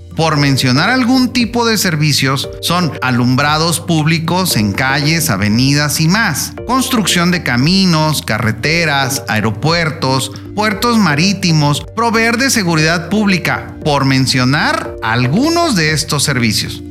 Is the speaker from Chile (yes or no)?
no; Mexico; en mi país, México